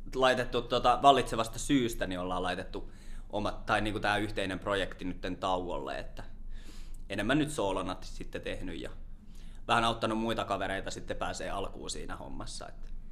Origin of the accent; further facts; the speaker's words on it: Lahti, Päijät-Häme, Finland; also born or lived in Orimattila / Helsinki; Helsinki ja Lahti on ollut itselle sellaisia paikkoja, missä on aika pitkälti varttunut